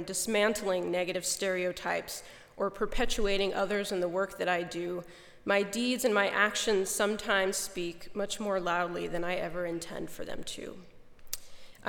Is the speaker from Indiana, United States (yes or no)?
yes; Goshen, Indiana, United States; my hometown